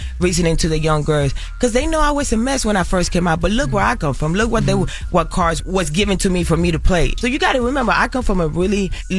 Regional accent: Carolina, Puerto Rico; I grew up in Puerto Rico. I grew up in Carolina, in Las Esmeraldas, in El Caserío. I grew up in the ghetto, in the hood, in the trenches.

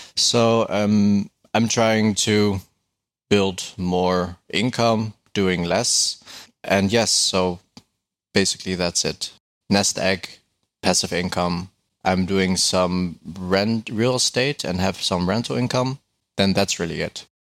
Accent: Netherlands; I'm from the Netherlands.

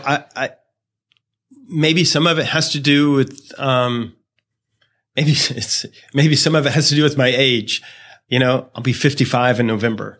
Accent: Greenville, South Carolina, United States; I am from Greenville, South Carolina

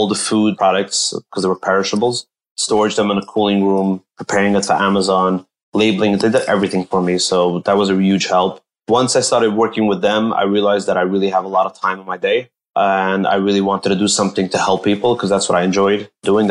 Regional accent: Monsey, New York, United States; also born or lived in Israel; I grew up in Muncie, New York. That's a small town in Rockland County.

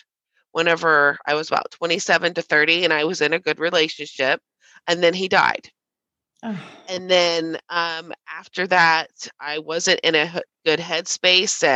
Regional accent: Southern Ohio, United States; I am from Southern Ohio.

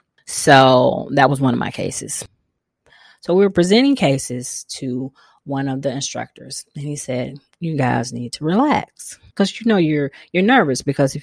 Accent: the South, United States; But, you know, we're from the South. We like food too. Me and my mother bonded a lot over food.

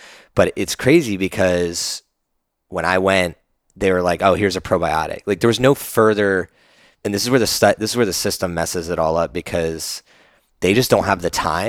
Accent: New Jersey, United States; now in Austin, United States; I grew up in New Jersey

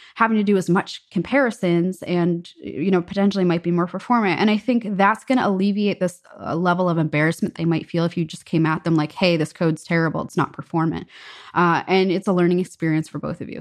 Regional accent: United States; as an American

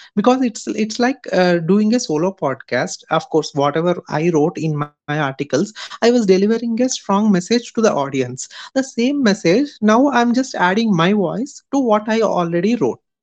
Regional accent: Hyderabad, Telangana, India; I'm from Hyderabad, India.

